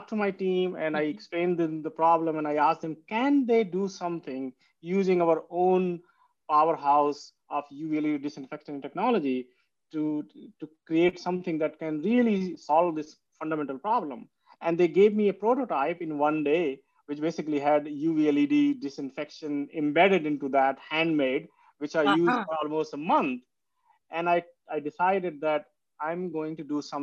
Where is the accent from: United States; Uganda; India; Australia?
India; moved away; I come from India, and India is a place where having a clean water is not as guaranteed as in Canada and US.